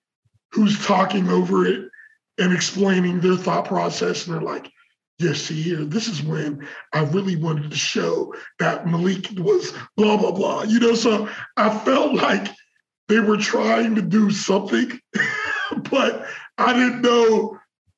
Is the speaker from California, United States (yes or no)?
no; Pittsburgh, Pennsylvania, United States; us being growing up in Pittsburgh